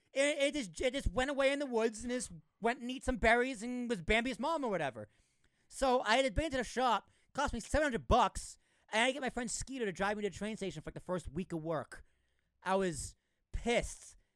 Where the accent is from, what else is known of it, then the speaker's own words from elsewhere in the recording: Massachusetts, United States; Massachusetts, where I was, where I'm from